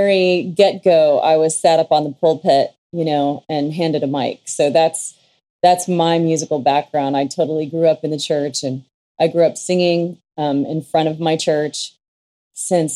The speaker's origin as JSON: {"language": "English", "town": "Ontario", "region": "California", "country": "United States", "tie": "born or raised there", "said": "I grew up in Ontario, Upland area, and my dad was the pastor of Ontario Church of God"}